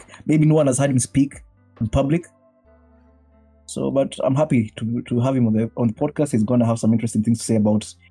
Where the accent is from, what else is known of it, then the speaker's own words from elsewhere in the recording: Kenya; moved away as an adult; now in Japan; I'm from Kenya